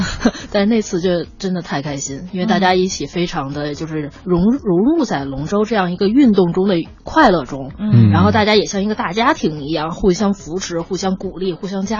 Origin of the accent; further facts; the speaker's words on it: Beijing, China; 我因为我是土生土长的北京孩子，